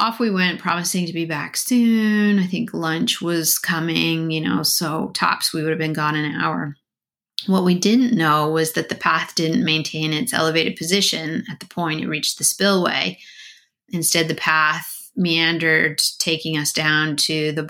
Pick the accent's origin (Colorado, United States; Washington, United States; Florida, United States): Colorado, United States; Growing up in Colorado, snakes were pretty common to see